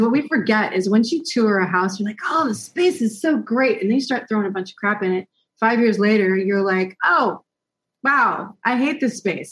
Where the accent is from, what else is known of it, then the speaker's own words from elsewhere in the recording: United States; moved away; we being an American